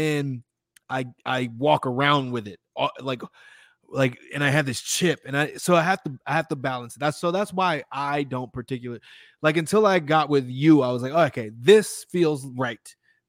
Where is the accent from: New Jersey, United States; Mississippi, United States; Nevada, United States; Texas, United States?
Texas, United States; Houston; born there; also born or lived in Austin, United States; I was born in Houston, but I lived in Austin for a little bit